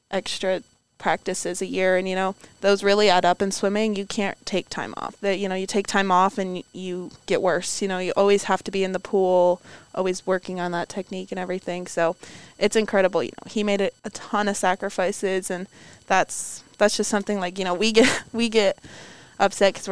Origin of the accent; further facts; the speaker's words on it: New York, United States; I, haven't even been to New York City and I'm from New York.